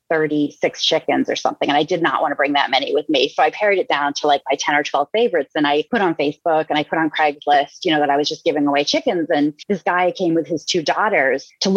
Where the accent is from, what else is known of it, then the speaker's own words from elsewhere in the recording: Massachusetts, United States; moved away as an adult; now in Virginia, United States; I grew up in Massachusetts.